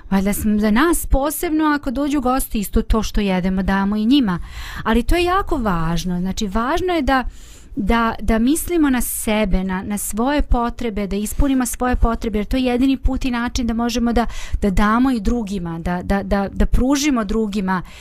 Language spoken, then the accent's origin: Croatian; Banja Luka, Republika Srpska, Bosnia & Herzegovina; ovde kod nas u Banja Luci